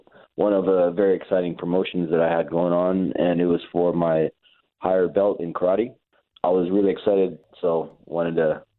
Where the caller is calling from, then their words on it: Tuscaloosa, Alabama, United States; I'm calling you from Tuscaloosa.